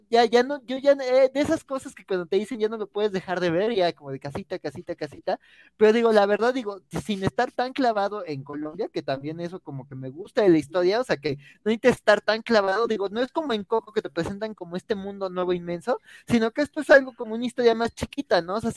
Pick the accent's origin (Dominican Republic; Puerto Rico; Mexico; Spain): Mexico; a mí también como, como mexicano me resonó